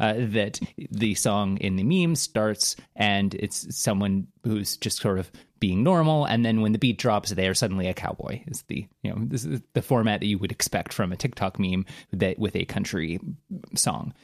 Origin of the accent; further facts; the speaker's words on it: Canada; I'm from Canada